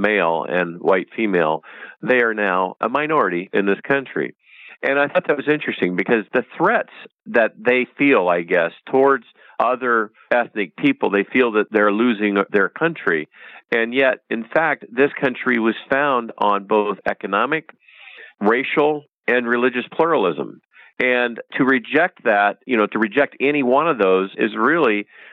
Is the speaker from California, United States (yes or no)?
yes; Bakersfield, California, United States; I grew up in Bakersfield, California, and I grew up in a large Irish Catholic community